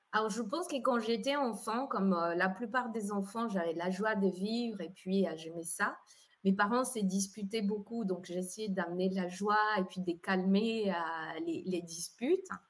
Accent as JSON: {"language": "French", "country": "Colombia", "tie": "born or raised there", "moved": "as an adult", "lives_now": "Geneva, Switzerland", "said": "je suis née en Colombie, donc j'ai vécu 18 ans en Colombie, arrivée en Suisse à l'âge des 18 ans"}